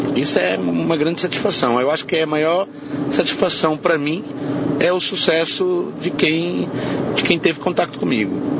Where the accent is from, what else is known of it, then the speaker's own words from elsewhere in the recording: Montemor-o-Novo, Alentejo, Portugal; Montemor Novo, que é a minha terra natal